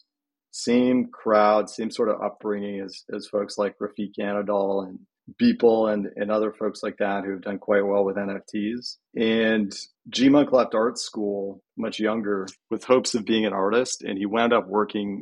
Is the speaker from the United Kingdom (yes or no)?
no; Canada; now in California, United States; I'm originally from Canada